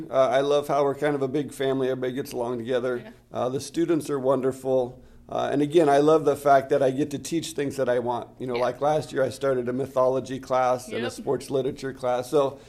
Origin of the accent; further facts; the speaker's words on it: Peculiar, Missouri, United States; moved away as an adult; also born or lived in Omaha, Nebraska; now in Nebraska, United States; I grew up in a small town called Peculiar, Missouri.